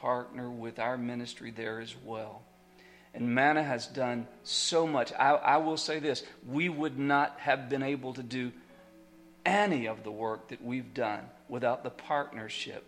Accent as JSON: {"language": "English", "country": "United States", "said": "I'm an ambassador from America"}